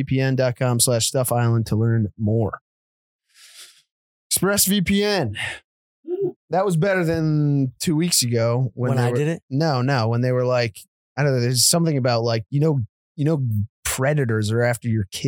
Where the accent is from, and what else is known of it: Connecticut, United States; born or raised there